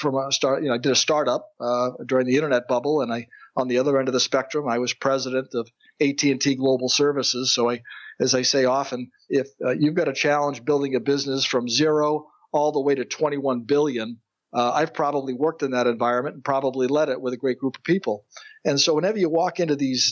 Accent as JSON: {"language": "English", "region": "central Massachusetts", "country": "United States", "tie": "born or raised there", "said": "I was blessed to grow up in Massachusetts, in the central part of the state, the oldest of three"}